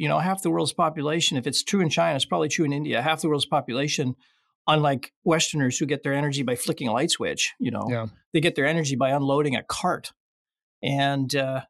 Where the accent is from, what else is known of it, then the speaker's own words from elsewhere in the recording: Saint John, New Brunswick, Canada; moved away as an adult; also born or lived in Montreal / Australia; I grew up in St. John, New Brunswick, among places, which is east of Maine.